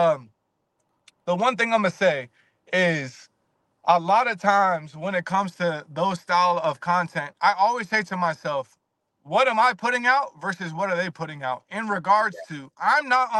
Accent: Virginia, United States; I'm from Virginia

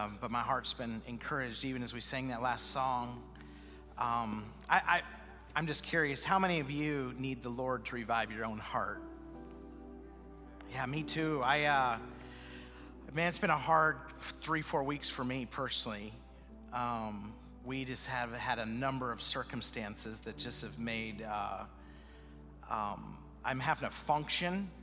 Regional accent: Idaho, United States; moved away as an adult; also born or lived in Utah / Wisconsin; now in Salt Lake City, United States; I was born in Idaho

